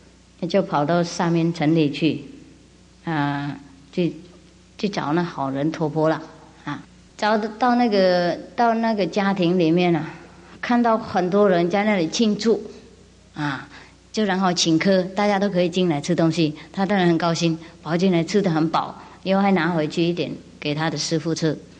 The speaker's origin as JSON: {"language": "Chinese", "country": "China", "said": "嗯啊，我们中国人也有很多很多故事啊，类似的"}